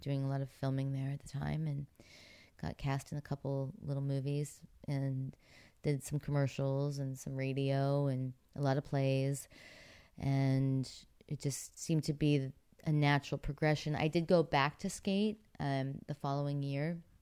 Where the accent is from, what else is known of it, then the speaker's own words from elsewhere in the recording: Pittsburgh, Pennsylvania, United States; moved away; growing up in Pittsburgh